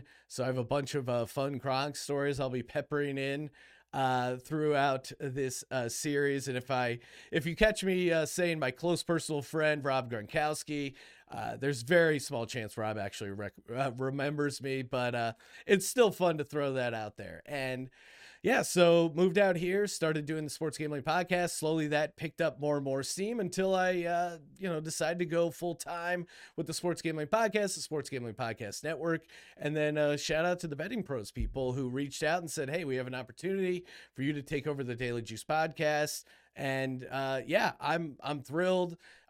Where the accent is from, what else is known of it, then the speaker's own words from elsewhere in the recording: Bethlehem, Pennsylvania, United States; Now, originally, I'm from Bethlehem, Pennsylvania, just outside of Philly.